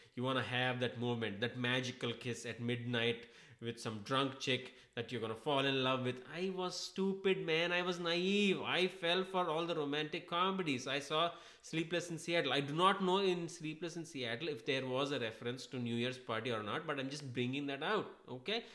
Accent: Hyderabad, Telangana, India; moved away as an adult; also born or lived in Chennai; I am from Hyderabad

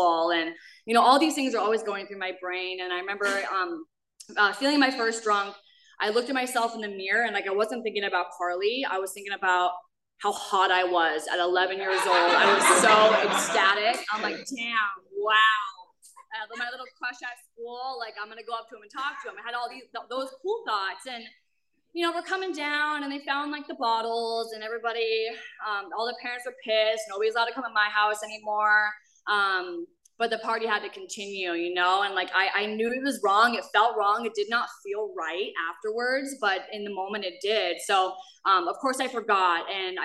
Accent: Minnesota, United States; moved away; I am a girl from Minnesota, a really small town. I grew up catching frogs and climbing trees

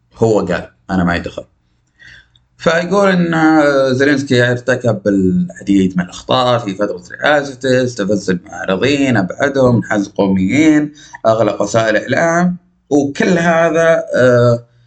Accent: Najd, Saudi Arabia; accent: Najdi; نجدي من قلب صحراء نجد

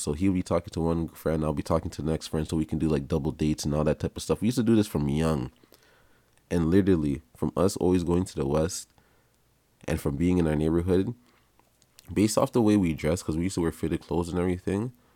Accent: Canada; also born or lived in Jamaica (parents); Oh, my parents are from Jamaica. They, they had me here, so I, I, I'm, I'm from Canada.

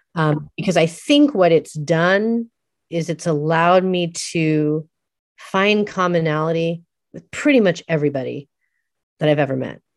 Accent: San Francisco, California, United States; also born or lived in Eugene, Oregon; having grown up in San Francisco

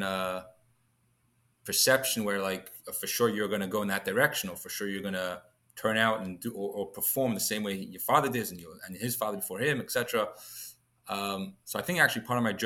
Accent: London, United Kingdom; moved away; I was born and raised in London, in England. Accent's still a little bit there, I think.

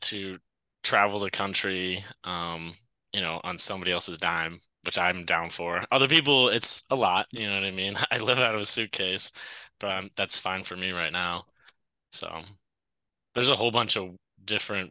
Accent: Massachusetts, United States; moved away as an adult; also born or lived in Chicago; I grew up in Massachusetts, went to Dartmouth

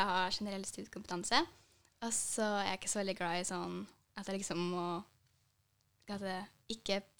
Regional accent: Halsen, Trøndelag, Norway; og er fra Halsen og er 15 år.

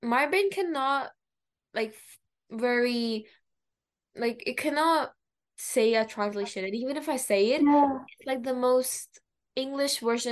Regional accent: Pakistan; first language Urdu; English is a second language; moved away; I'm bilingual too because I'm from Pakistan, so I speak Urdu

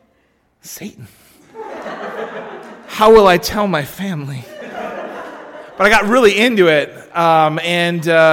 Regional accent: Pennsylvania, United States; I'm from Pennsylvania.

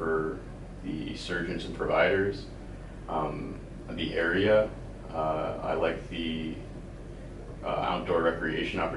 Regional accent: Upper Michigan, United States; moved away as an adult; I grew up in Alaska in Upper Michigan.

